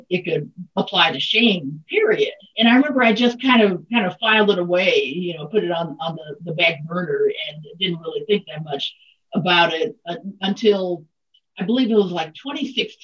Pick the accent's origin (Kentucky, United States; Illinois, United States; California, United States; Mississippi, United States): Mississippi, United States; born and raised in Mississippi